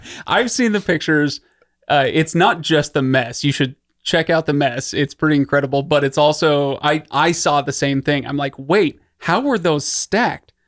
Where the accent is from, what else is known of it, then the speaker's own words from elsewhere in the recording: Utah, United States; also born or lived in Idaho; I grew up in Utah and Idaho